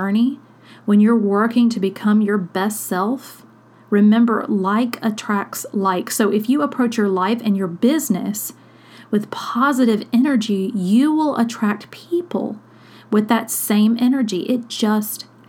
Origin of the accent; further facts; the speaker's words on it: South Mississippi, United States; when I was a kid, I grew up poor in South Mississippi